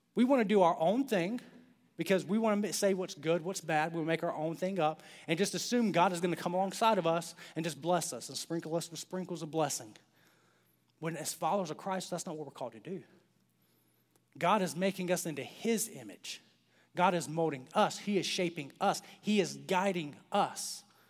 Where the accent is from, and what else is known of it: Clinton, North Carolina, United States; born or raised there; moved away